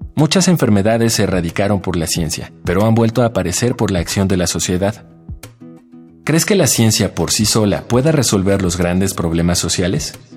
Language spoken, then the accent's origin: Spanish; Villaflores, Chiapas, Mexico; Soy de Villaflores, Chiapas